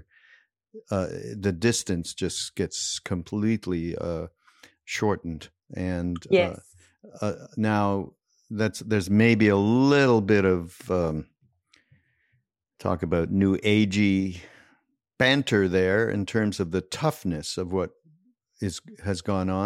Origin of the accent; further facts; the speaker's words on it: Montreal, Quebec, Canada; moved away; I'm from Montreal